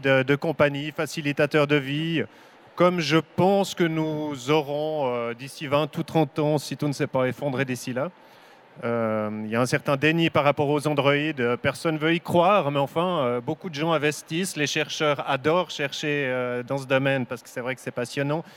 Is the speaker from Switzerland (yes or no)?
yes; Switzerland; je viens de Suisse